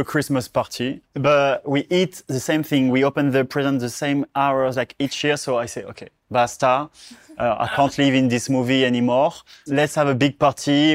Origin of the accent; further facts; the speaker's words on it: Charleval, Provence-Alpes-Côte d'Azur, France; moved away; the place where I grew up